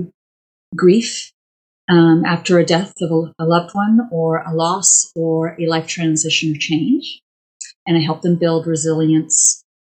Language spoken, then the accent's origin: English; Wales, United Kingdom; now in Calgary, Canada; my origins are Welsh. I was born in Wales.